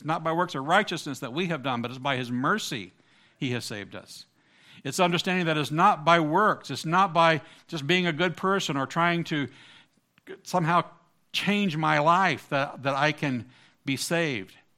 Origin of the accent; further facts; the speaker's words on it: Southern Ohio, United States; I grew up in Southern Ohio, part of the Bible Belt